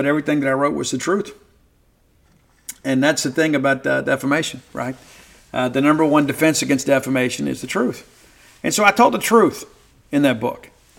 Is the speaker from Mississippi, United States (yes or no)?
yes; Mississippi, United States; growing up in South Mississippi and then finding a way to achieve something in your life despite some tremendous obstacles